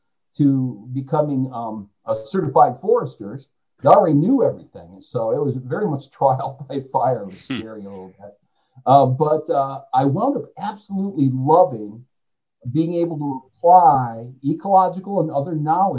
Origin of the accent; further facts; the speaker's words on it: Kalamazoo, Michigan, United States; moved away; I'm from Kalamazoo, Michigan, in the first place, too. So there was the opportunity to go back home.